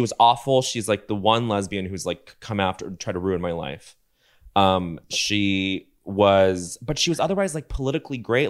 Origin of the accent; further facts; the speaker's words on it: Denver, Colorado, United States; moved away; growing up in Denver